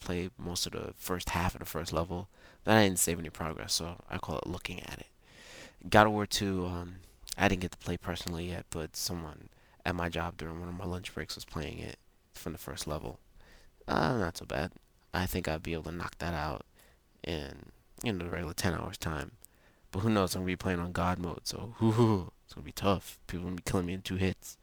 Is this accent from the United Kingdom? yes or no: yes; England, United Kingdom; I speak very, very bad Spanish as an Englishman.